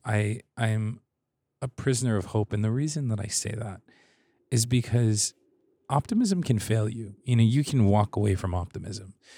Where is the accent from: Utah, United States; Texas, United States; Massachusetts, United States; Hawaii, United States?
Hawaii, United States; I'm from Hawaii, so we don't really have seasons